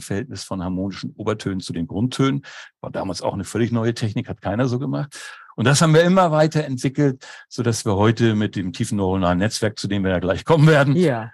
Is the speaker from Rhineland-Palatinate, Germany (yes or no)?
no; Hamburg, Germany; moved away as an adult; now in Schleswig-Holstein, Germany; bin aber geborener und gebürtiger Hamburger